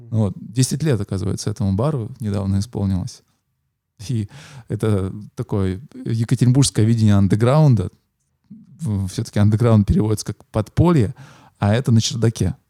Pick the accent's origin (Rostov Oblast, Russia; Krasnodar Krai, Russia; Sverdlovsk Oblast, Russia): Sverdlovsk Oblast, Russia; Yekaterinburg; moved away as an adult; also born or lived in Moscow / Saint Petersburg; Я екатеринбуржец, я родился и вырос в этом городе